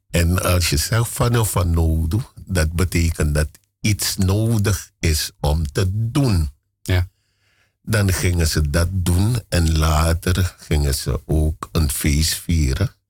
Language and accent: Dutch; Amsterdam, North Holland, Netherlands; eigenlijk ben ik van Oud, uh, west